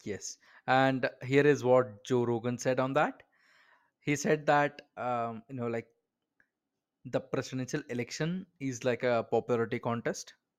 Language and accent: English; Bangalore, Karnataka, India; I am an Indian, like I am from Bangalore, India